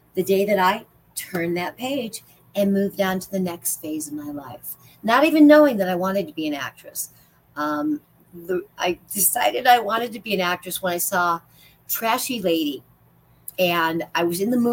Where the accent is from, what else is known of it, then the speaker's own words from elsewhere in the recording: Illinois, United States; now in Las Vegas, United States; I'm from Illinois